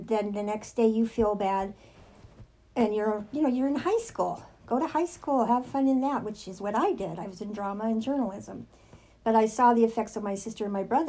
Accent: El Monte, California, United States; I grew up in El Monte to a single family home.

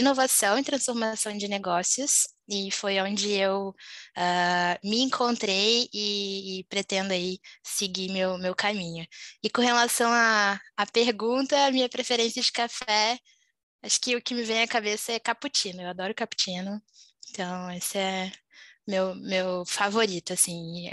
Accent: Volta Redonda, Rio de Janeiro, Brazil; moved away as an adult; also born or lived in Juiz de Fora, Minas Gerais; eu sou de Volta Redonda, interior do Rio, mas costumo falar que eu sou mineirinha de coração aí, por ter morado em Juiz de Fora

